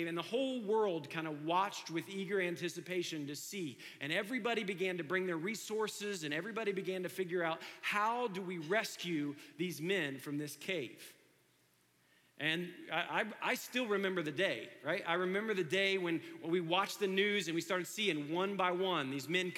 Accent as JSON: {"language": "English", "town": "Dayton", "region": "Ohio", "country": "United States", "tie": "born or raised there", "said": "I grew up in Dayton, Ohio."}